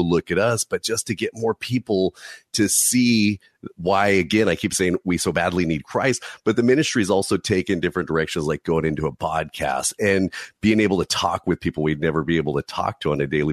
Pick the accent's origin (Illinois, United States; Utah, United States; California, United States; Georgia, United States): California, United States; I'm from California